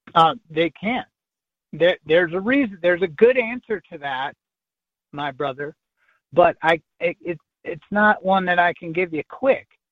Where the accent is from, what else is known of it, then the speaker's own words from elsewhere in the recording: Michigan, United States; my allegiance is to the state of Michigan, where I was born